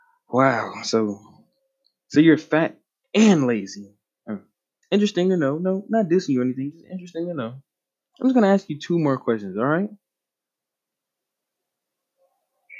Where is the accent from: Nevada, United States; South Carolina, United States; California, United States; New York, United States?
South Carolina, United States; North Augusta; I'm from North Augusta, South Carolina, over there